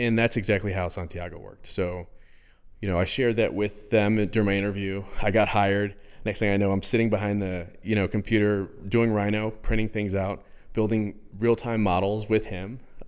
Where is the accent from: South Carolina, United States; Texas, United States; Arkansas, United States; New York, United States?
New York, United States; West Point; West Point, New York.